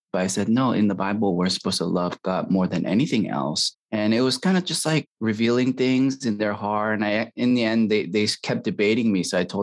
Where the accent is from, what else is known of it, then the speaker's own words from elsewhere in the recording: San Francisco, California, United States; moved away as an adult; also born or lived in Illinois / Chicago / Albany, New York; I grew up in San Francisco, California.